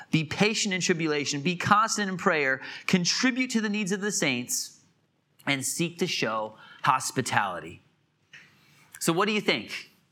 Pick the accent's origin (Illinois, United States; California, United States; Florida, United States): Illinois, United States; moved away as an adult; also born or lived in Wisconsin / Atlanta, Georgia / Hartford, Connecticut; now in South Carolina, United States; I grew up in Illinois, for the most part